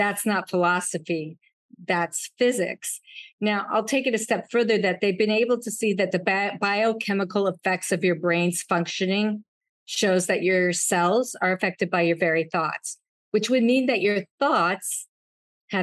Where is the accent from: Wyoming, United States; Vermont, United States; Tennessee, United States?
Wyoming, United States; when I was young, at 10 years old, I grew up in Wyoming